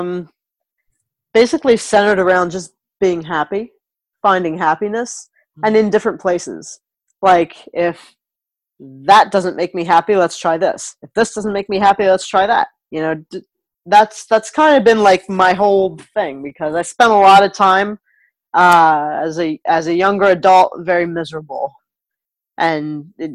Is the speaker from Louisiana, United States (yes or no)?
no; New Jersey, United States; moved away as an adult; now in Michigan, United States; Jersey proud. I'm from Jersey